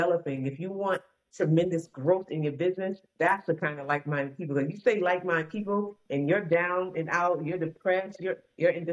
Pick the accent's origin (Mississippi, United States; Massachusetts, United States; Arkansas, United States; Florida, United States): Massachusetts, United States; Boston; I'm from Boston, Massachusetts